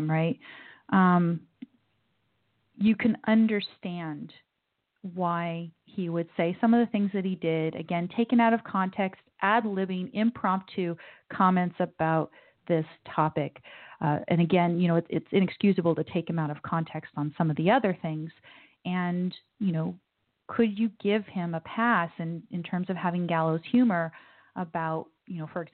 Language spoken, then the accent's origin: English; United States; I'm an American sitting here born and raised